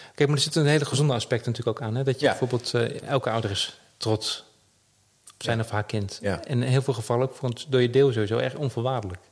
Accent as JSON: {"language": "Dutch", "country": "Netherlands", "said": "we als Nederlanders"}